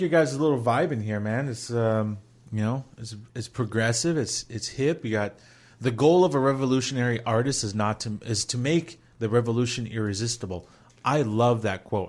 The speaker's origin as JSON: {"language": "English", "region": "Minnesota", "country": "United States", "said": "we're all from Minnesota"}